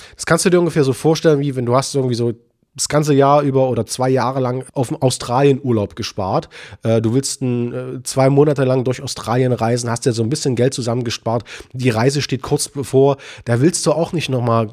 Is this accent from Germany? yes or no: yes; Leipzig, Saxony, Germany; bei uns in Leipzig